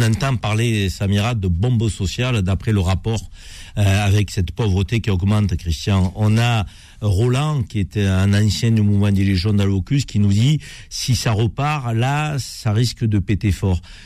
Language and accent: French; Avignon, Provence-Alpes-Côte d'Azur, France; je suis né à Avignon, dans la cité des papes